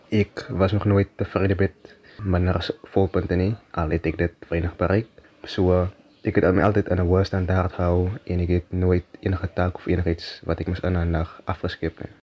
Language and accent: Afrikaans; Worcester, Western Cape, South Africa; ek is gebore in Woester, klein dorp in die Boland hier groot geword